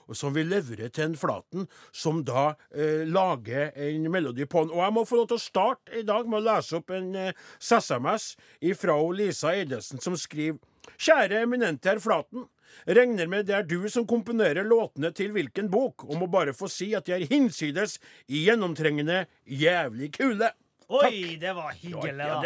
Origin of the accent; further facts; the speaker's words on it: Trondheim, Trøndelag, Norway; born there; Jeg er født i Trondheim